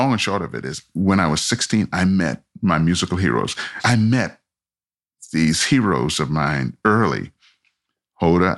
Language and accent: English; Montreal, Quebec, Canada; also born or lived in Trinidad; I was born in Trinidad. And at the age of 10, we moved to Montreal, Canada. That's where I grew up.